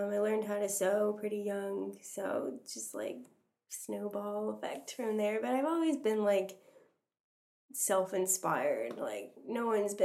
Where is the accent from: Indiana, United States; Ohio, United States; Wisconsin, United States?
Indiana, United States; I was born in Indiana, but my parents and my older two sisters were born in Egypt, and they moved here before I was born. So I am an American